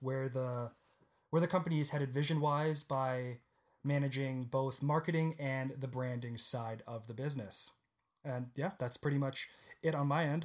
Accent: Guelph, Ontario, Canada; also born or lived in Waterloo, Ontario; I was born in Guelph, Ontario, again in Canada, and when I was around ten or eleven, I moved to Waterloo

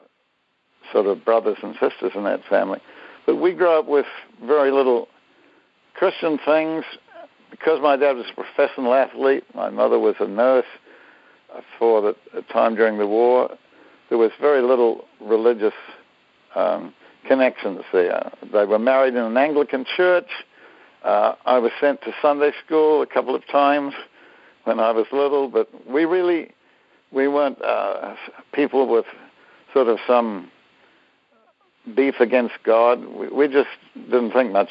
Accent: Auckland, New Zealand; I am a New Zealander, Kiwi, they call them, and grew up there, was born there. And so my early years have all been in New Zealand

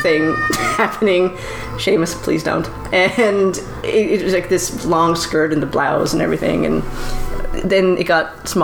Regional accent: Nova Scotia, Canada; I'm from Nova Scotia

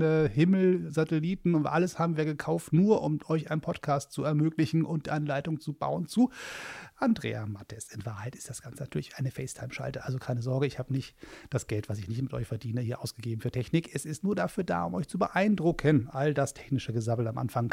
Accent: Hamburg, Germany; In meiner Heimatstadt

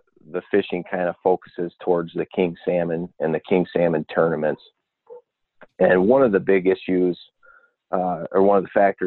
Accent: Petoskey, Michigan, United States; I grew up in Petoskey

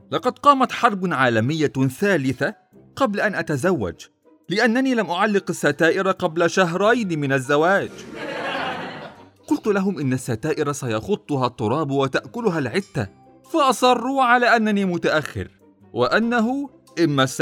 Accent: Egypt; فهو يوم الحنة هذا كما عندنا في مصر رقص وزيطة وزنبليطة وسهر حتى الصباح الباكر

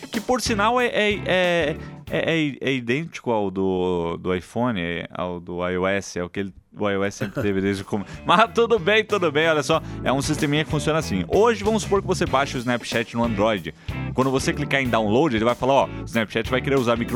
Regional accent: Machado, Minas Gerais, Brazil; Não, eu sou de Machado.

